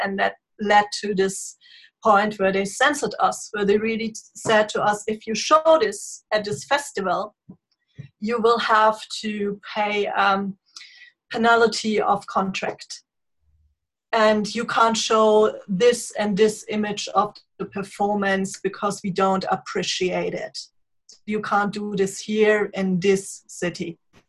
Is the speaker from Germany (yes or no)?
yes; Bavaria, Germany; born or raised there; English is a second language